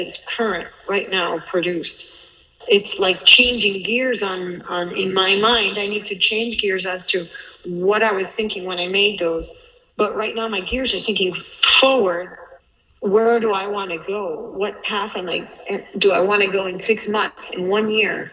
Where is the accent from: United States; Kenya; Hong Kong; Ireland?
United States; growing up in the States